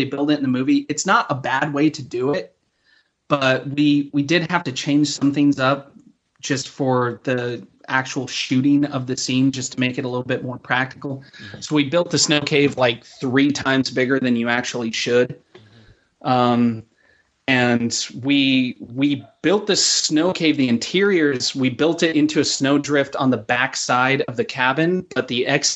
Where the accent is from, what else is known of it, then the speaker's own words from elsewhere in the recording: Cheyenne, Wyoming, United States; now in Los Angeles, United States; growing up in Wyoming.